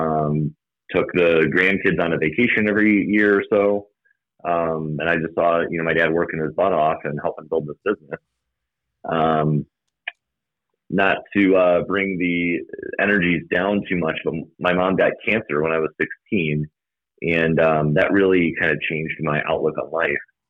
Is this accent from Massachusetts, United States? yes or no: no; Algonquin, Illinois, United States; I grew up in Algonquin